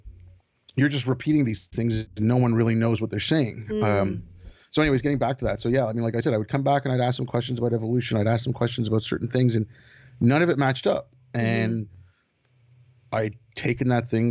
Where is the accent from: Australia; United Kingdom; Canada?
Canada; Montreal, Quebec; also born or lived in India; I grew up in Canada. I grew up in Montreal. I was born in India. My family moved to Montreal when I was six.